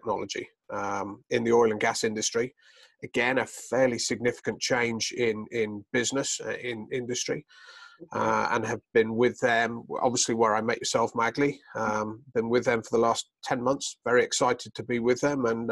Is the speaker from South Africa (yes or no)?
no; United Kingdom; moved away as an adult; also born or lived in Boulder, Colorado; now in United States; You may tell I have a slight accent. I'm originally from the United Kingdom.